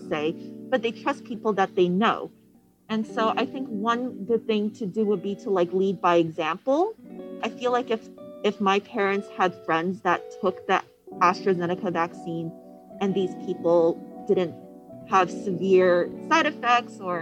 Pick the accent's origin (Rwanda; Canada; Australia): Canada; moved away; I'm from Canada